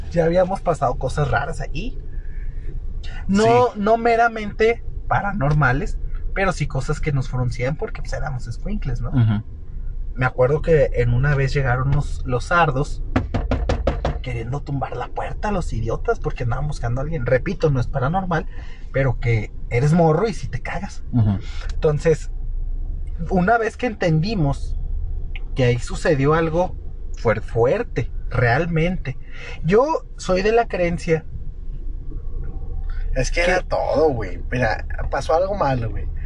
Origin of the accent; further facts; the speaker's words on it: Guadalajara, Jalisco, Mexico; moved away; Yo soy de Guadalajara, rey.